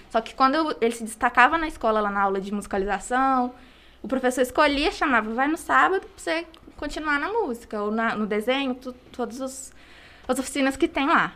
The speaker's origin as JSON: {"language": "Portuguese", "town": "Congonhas", "region": "Minas Gerais", "country": "Brazil", "said": "eu sou daqui de Congonhas"}